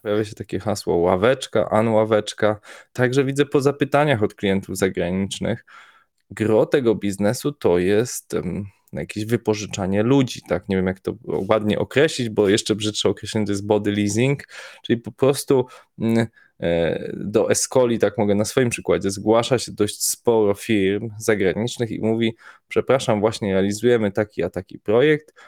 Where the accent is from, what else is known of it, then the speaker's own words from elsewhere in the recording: Poland; jesteśmy grupą chłopaków z Polski